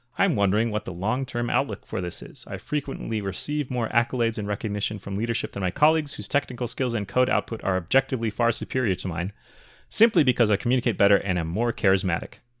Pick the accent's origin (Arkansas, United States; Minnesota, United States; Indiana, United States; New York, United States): Minnesota, United States; also born or lived in Chicago, Illinois; When I was a child, I moved from Chicago to Minnesota